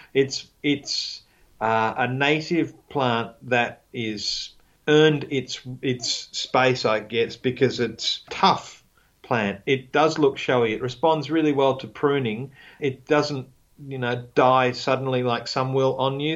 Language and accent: English; Australia; I'm Australian